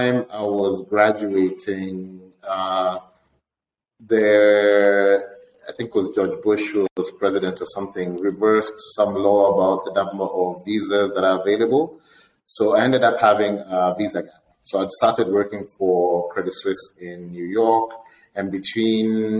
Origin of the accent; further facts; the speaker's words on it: Kenya; moved away as an adult; also born or lived in Vermont, United States; I was born in Kenya. Went to my primary school and high school in Kenya.